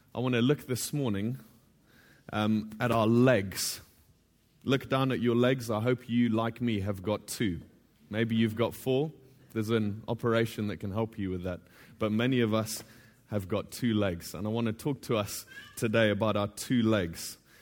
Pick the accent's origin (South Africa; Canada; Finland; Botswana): Botswana; now in The Hague, Netherlands; I'm originally from Botswana, but I'm now living in The Hague with my family.